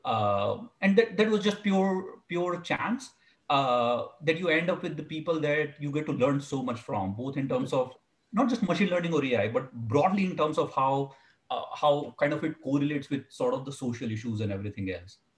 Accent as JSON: {"language": "English", "country": "India", "tie": "born or raised there", "moved": "yes", "lives_now": "California, United States", "said": "When when I was growing up in India, uh, I'm originally from India"}